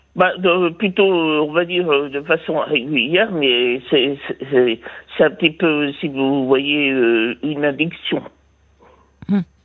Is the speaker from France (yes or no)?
yes; Vire, Normandy, France; je suis de, je suis né à Vire, de pays de Michel Drucker